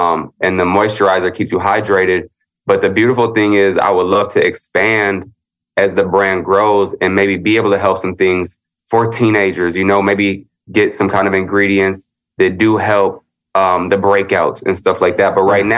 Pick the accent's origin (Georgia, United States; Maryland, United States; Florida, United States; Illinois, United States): Illinois, United States; Chicago; born there; now in Los Angeles, United States; Like I was born in the Midwest and I was born in Chicago, moved to LA.